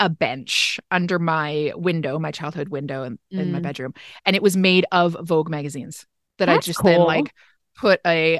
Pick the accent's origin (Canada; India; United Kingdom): Canada; And I'm Canadian.